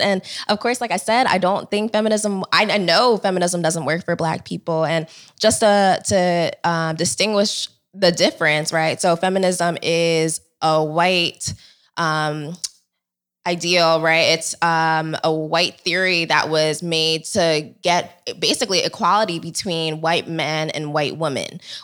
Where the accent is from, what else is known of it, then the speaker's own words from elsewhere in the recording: United States; I am Nigerian. I was born here, but my parents were both born in Nigeria.